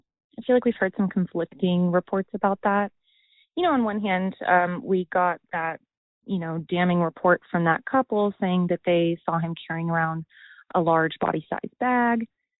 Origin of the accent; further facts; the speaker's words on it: Austin, Texas, United States; I'm from Austin, Texas.